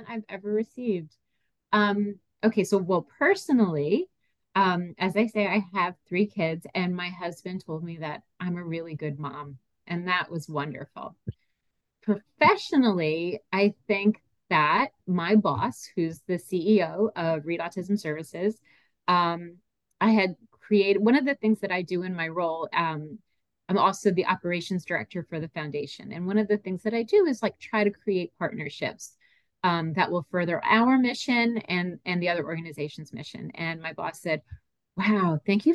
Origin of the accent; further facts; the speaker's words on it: Franklin Lakes, New Jersey, United States; also born or lived in North Carolina; I grew up in Bergen County, New Jersey, in Franklin Lakes